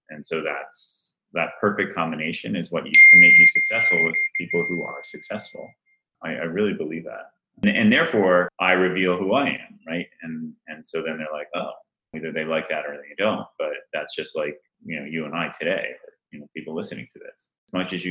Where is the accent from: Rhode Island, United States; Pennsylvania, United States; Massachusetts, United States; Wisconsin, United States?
Rhode Island, United States; And by the way, I grew up in Rhode Island, right? so, with all due respect to my fellow family and Rhode Islanders, I don't know really how that happened, but I, I did not pick up on that fantastic accent.